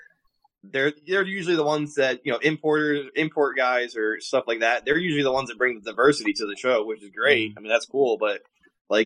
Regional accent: White Plains, New York, United States; I grew up in White Plains.

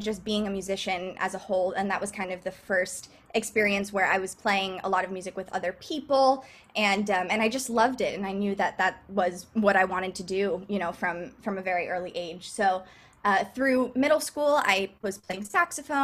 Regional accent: South Florida, United States; moved away as an adult; also born or lived in Boston; now in New York City, United States; I'm originally from South Florida

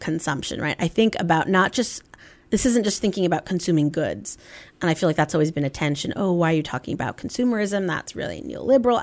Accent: Bay Area, California, United States; moved away as an adult; also born or lived in Bloomington, Indiana; I grew up in the Bay Area, um, in California

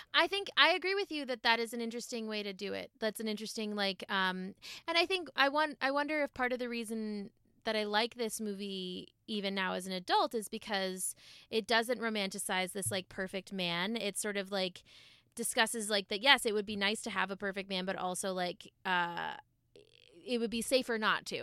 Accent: Massachusetts, United States; grew up in Massachusetts

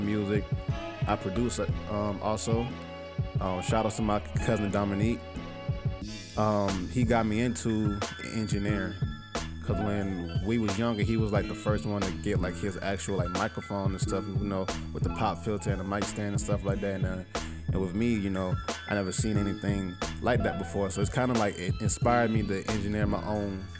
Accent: Manor, South Carolina, United States; I'm originally from Manor, South Carolina. Born and raised

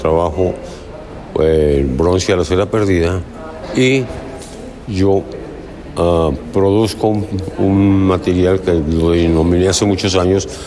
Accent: Bogotá, Colombia; now in Manizales, Colombia; No, yo soy bogotano.

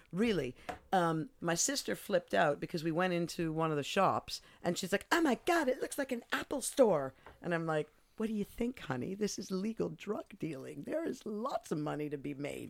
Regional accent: Montreal, Quebec, Canada; moved away as an adult; also born or lived in Eindhoven, Netherlands / United Kingdom; now in Amsterdam, Netherlands; I grew up in Montreal

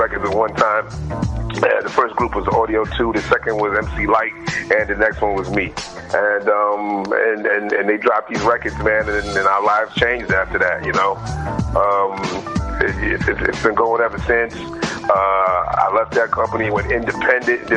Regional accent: New York City, New York, United States; I was born in the Bronx, and I was always influenced by hip hop because of that one main reason, being born in the Bronx

